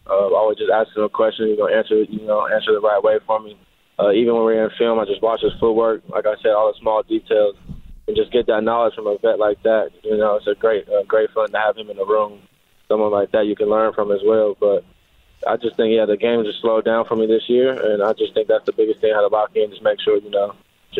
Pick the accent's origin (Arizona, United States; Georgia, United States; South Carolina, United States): Arizona, United States; around Arizona, you know, you always got guys that, you know, you grew up playing with or other teams you have friends with. So it's just great to be, you know, back home